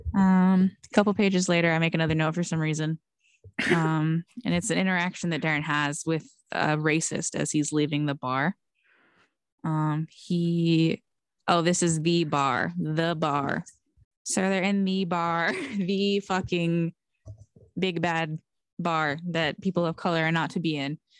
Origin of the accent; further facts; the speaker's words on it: Texas, United States; moved away; also born or lived in California; I'm from Texas